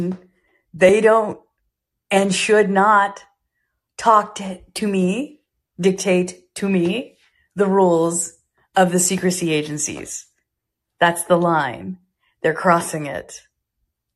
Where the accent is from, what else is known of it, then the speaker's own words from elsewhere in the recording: United States; I'm an American